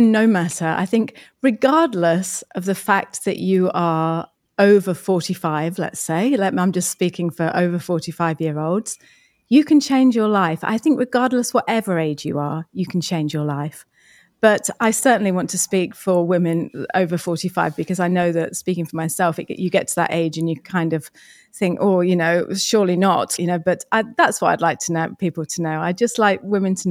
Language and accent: English; England, United Kingdom; moved away as an adult; now in New Zealand; we're English, so we're born in England